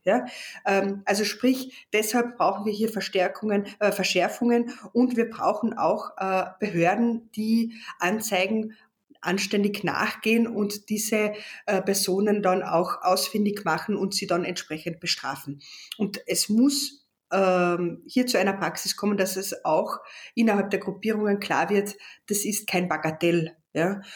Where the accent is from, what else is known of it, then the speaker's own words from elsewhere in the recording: Carinthia, Austria; als Kärntner Slowenin